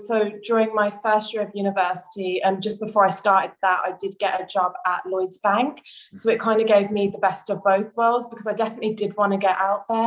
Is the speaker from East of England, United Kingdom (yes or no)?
no; Birmingham, West Midlands, United Kingdom; also born or lived in London; I'm a recent graduate and I am from Birmingham